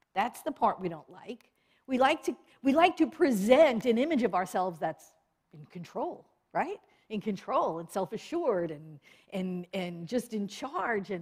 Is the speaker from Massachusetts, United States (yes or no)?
no; New York, United States; I was born and raised in New York.